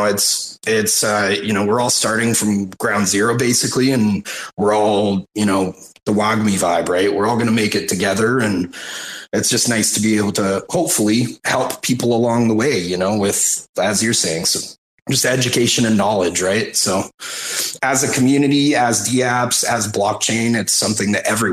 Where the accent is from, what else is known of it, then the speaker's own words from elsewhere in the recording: Canada; I'm a Canadian